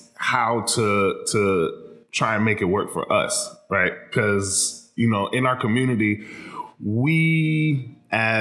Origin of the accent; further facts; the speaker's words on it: Miramar, Florida, United States; I'm from Miramar